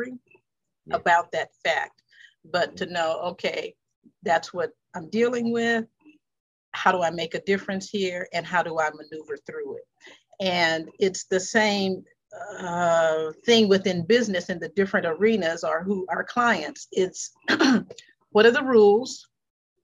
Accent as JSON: {"language": "English", "town": "Los Angeles", "region": "California", "country": "United States", "tie": "born or raised there", "said": "I was brought up in the Watts community, South Central and all of that."}